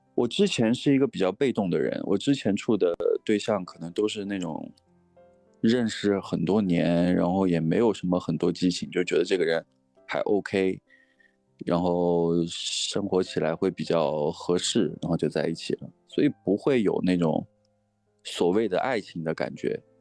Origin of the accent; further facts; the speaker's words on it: Changsha, Hunan, China; now in Beijing, China; 没有搬，我现在还是在北京，但是我是长沙人，所以最近在，在家里